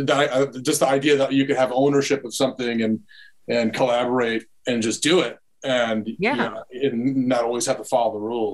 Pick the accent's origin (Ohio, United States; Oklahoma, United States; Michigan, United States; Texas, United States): Michigan, United States; Dearborn; I grew up in a fairly creative family, a diverse city, Middle Eastern enclave of Detroit called Dearborn.